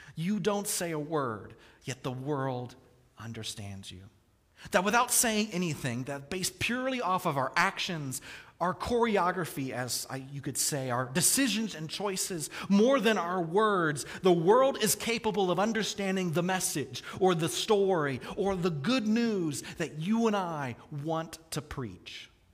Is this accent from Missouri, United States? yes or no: yes; Kansas City, Missouri, United States; I grew up in Kansas City, the barbecue capital of the world.